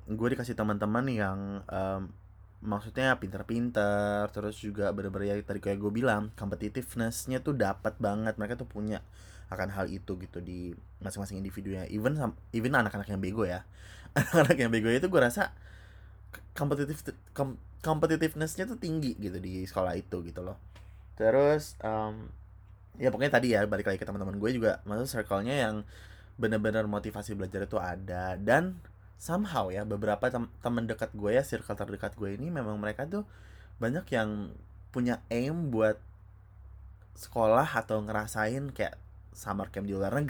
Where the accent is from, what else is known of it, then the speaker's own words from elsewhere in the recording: Depok, West Java, Indonesia; gue gue asal dari Depok ya Depok Jawa Barat